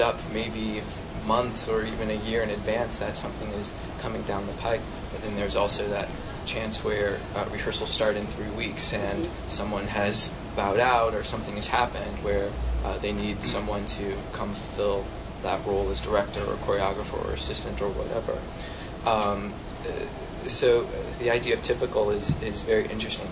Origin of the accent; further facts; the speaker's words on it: St. Louis, Missouri, United States; moved away as an adult; also born or lived in New York City; I grew up in St. Louis, Missouri.